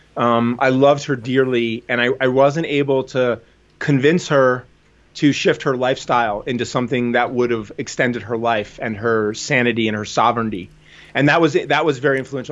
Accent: New Jersey, United States; I grew up in New Jersey

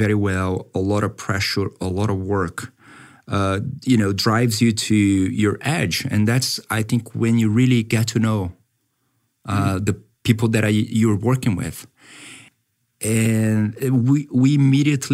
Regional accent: Brazil; I was born and raised in Brazil, but my grandparents came from Japan a long time ago

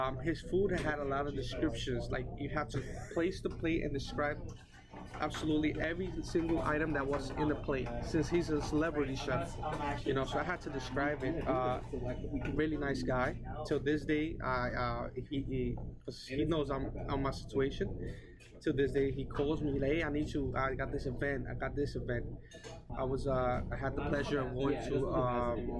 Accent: United States; I was born here

